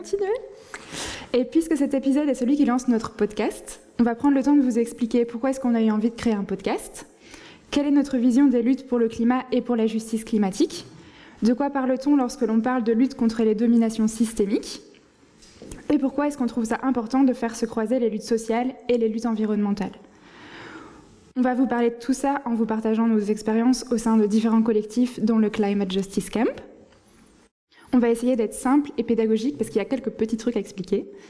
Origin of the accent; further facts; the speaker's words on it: western France, France; moved away as an adult; now in Brussels, Belgium; je suis née dans un milieu rural et populaire dans l'ouest de la France, et je suis arrivée à Bruxelles pour faire des études il y a 8 ans.